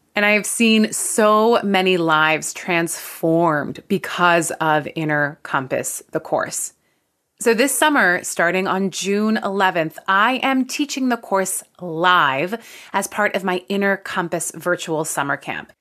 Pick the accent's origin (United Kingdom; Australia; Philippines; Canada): Canada; I'm Canadian